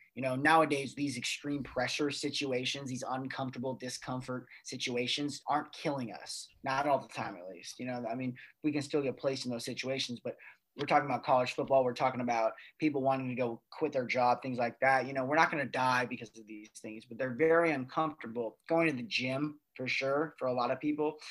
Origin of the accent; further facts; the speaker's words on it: United States; as American citizens